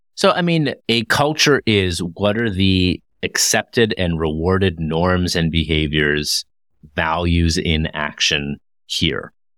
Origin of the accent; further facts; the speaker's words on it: Toronto, Ontario, Canada; I hail from Toronto, Ontario, Canada